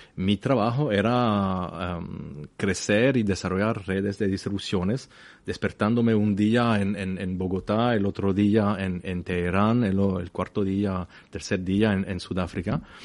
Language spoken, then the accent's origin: Spanish; La Chaux-de-Fonds, Neuchâtel, Switzerland; Spanish is a second language; yo nací en, en La chaux la cuna de la relojería en Suiza, una pequeña ciudad, mil metros exactamente